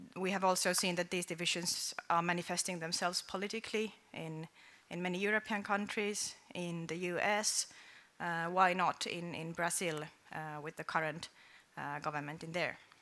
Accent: Finland; I come from Finland

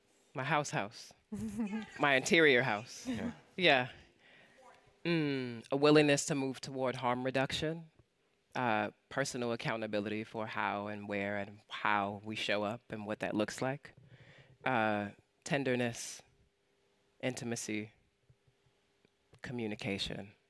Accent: United States; I'm from America

